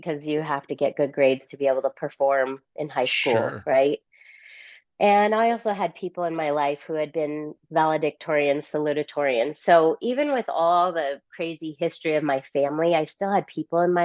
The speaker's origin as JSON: {"language": "English", "town": "Juneau", "region": "Alaska", "country": "United States", "tie": "born or raised there", "also_born_or_lived": "Sitka, Alaska / Bellingham, Washington / Oahu, Hawaii / Texas", "moved": "as an adult", "said": "I grew up in Alaska"}